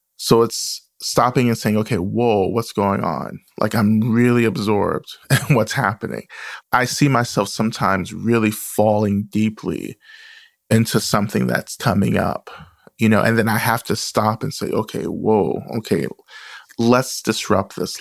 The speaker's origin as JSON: {"language": "English", "region": "the South", "country": "United States", "tie": "born or raised there"}